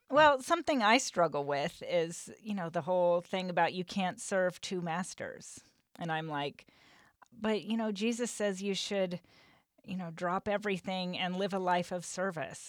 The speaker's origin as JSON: {"language": "English", "region": "Western Nebraska", "country": "United States"}